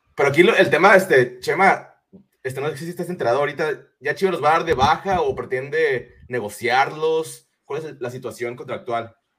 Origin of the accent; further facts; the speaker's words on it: Guadalajara, Jalisco, Mexico; los que somos de Guadalajara